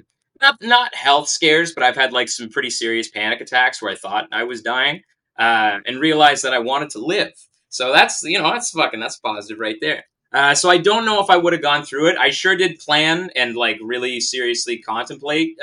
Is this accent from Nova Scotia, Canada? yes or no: no; Kingston, Ontario, Canada; I grew up in Kingston